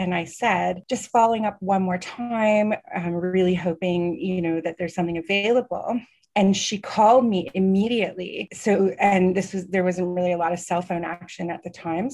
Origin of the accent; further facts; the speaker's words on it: Canada; also born or lived in Montreal; I'm Canadian